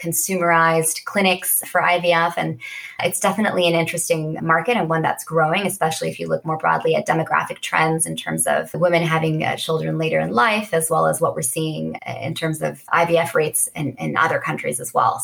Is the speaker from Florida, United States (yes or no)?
no; Bay Area, California, United States; I grew up in the Bay Area